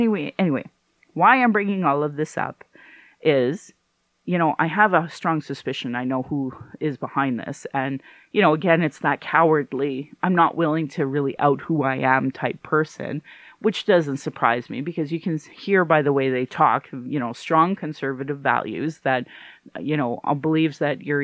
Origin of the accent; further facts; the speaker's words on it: Sylvan Lake, Alberta, Canada; also born or lived in Fort McMurray; now in Calgary, Canada; I grew up in Sylvan Lake, a really white community with white people